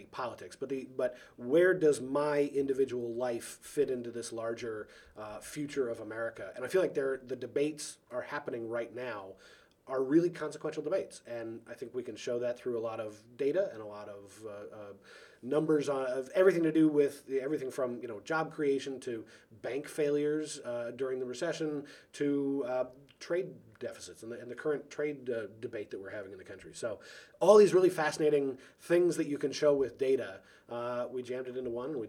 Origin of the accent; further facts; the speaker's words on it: Seattle, Washington, United States; moved away; I tell my Republican friends that I'm from the Soviet Socialist Republic of Seattle, and I tell my Democratic friends that I'm from the real Washington.